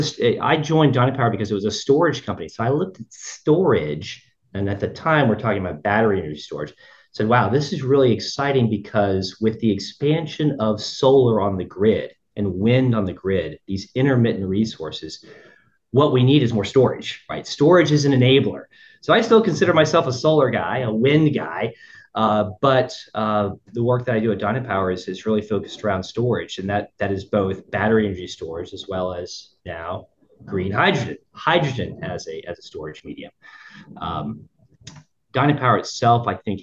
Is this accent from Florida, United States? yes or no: yes; Central Florida, United States; I grew up in Central Florida